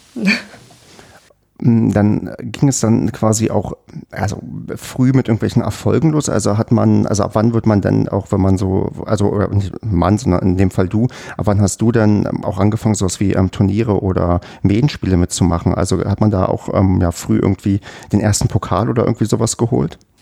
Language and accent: German; Brandenburg, Germany; moved away; Ich komme halt ähm, aus einer Gegend, habe ich ja schon oft das erzählt, aus ähm, Brandenburg, wo quasi sportlich so gut wie nichts ist.